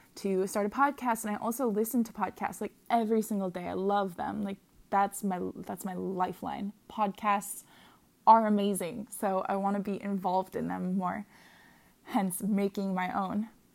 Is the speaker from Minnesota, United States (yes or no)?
yes; Minnesota, United States; moved away as an adult; now in Hawaii, United States; I currently live in Hawaii, um, and I'm from Minnesota